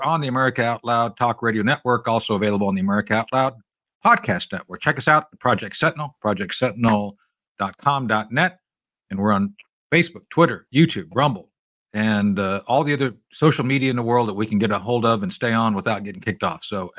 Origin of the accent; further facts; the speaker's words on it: Philippines; It's like when I was growing up, I was growing up in the Philippines. My dad was in the Air Force.